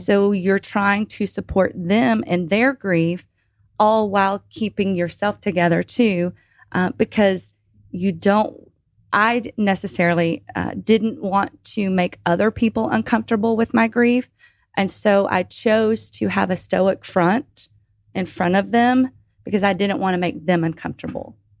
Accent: Atlanta, Georgia, United States; also born or lived in Lawrenceville, Georgia; originally from Atlanta, now residing outside of Lawrenceville, Georgia

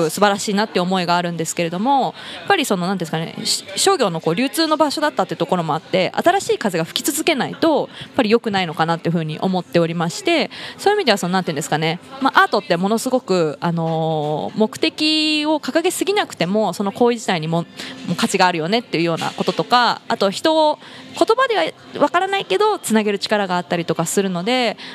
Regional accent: Kawagoe, Saitama, Japan; まあ生まれも育ちも川越で、えっ、ー、と地域は中台というちょっと南の方なんですけれども、まあ、あの高校時代まではずっと地元で

